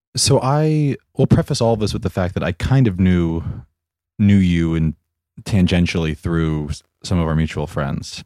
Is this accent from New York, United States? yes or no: yes; New York, United States; I am thirty-two years old and I am from Armagh, New York.